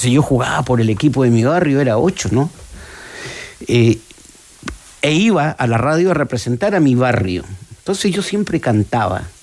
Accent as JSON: {"language": "Spanish", "town": "Punta Arenas", "region": "Magallanes and Chilean Antarctica", "country": "Chile", "tie": "born or raised there", "moved": "yes", "said": "yo tuve esa posibilidad a los 10 años en Punta Arenas."}